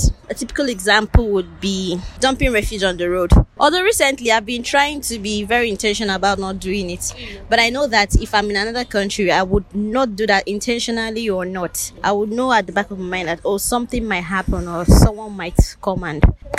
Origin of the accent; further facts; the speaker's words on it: Nigeria; as a Nigerian